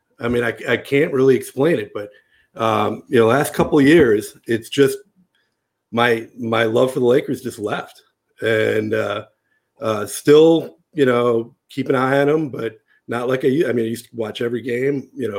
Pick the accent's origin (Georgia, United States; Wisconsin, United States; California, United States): Wisconsin, United States; now in Los Angeles, United States; So, I grew up in Wisconsin and I wasn't supposed to be a Lakers fan.